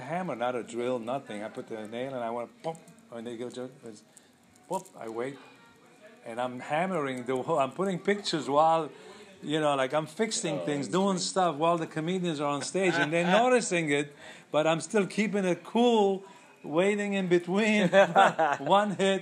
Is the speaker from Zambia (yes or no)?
no; Lebanon; moved away; I'm from Lebanon